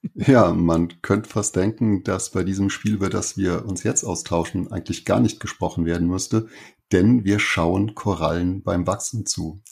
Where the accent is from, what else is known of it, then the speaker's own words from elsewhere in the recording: Saarland, Germany; ich komme aus dem Saarland